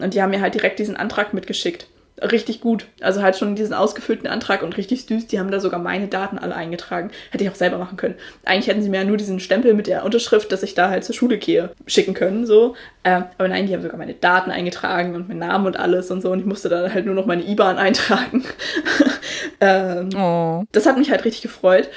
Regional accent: Northern Germany, Germany; Ich komme halt aus Norddeutschland und ich bin hier auch aufgewachsen und alles

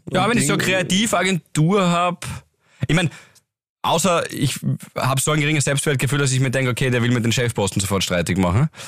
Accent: Graz, Styria, Austria; Wir sind ja Grazer Burm.

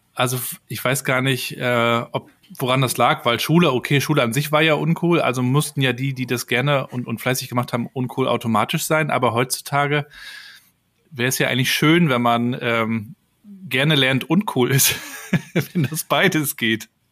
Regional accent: Rostock, Mecklenburg-Vorpommern, Germany; war dann bei der Ostseesparkasse hier in Rostock, wo ich aufgewachsen bin

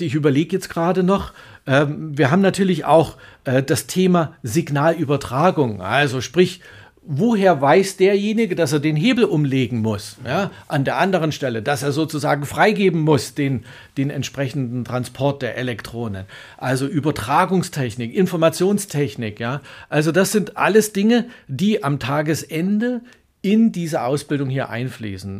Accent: Germany; wir als Deutsche

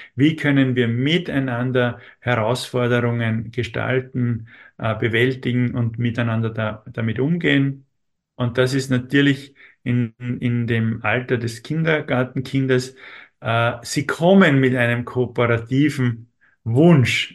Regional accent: Austria; uns in Österreich

